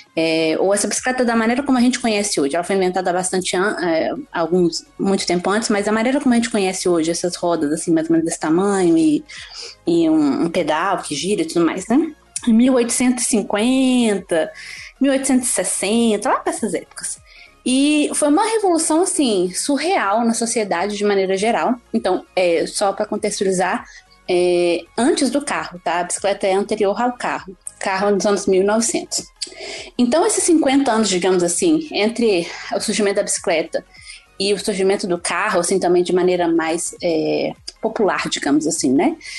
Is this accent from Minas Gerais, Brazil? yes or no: yes; Belo Horizonte, Minas Gerais, Brazil; moved away as an adult; now in Canada; Eu sou de Belo Horizonte. É, nascida em Belo Horizonte, comecei a andar de bicicleta em Belo Horizonte